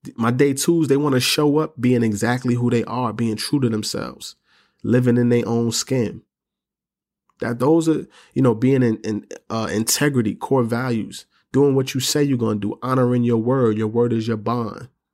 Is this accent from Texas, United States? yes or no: no; New York City, New York, United States; I'm from New York City, I'm from the Bronx, grew up in the projects